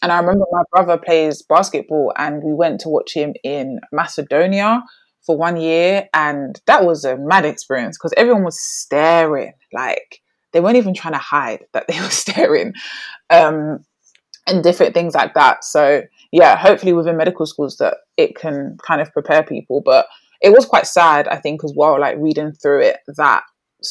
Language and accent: English; London, United Kingdom; moved away as an adult; now in Birmingham, United Kingdom; growing up in London, I grew up in Brixton